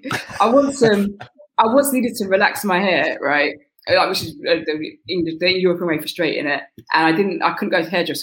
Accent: United Kingdom; We're British

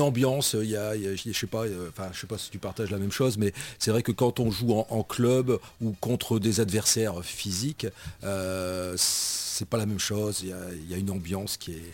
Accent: Nord-Pas-de-Calais, Hauts-de-France, France; moved away as an adult; also born or lived in Charente; je suis originaire du Nord-Pas-de-Calais.

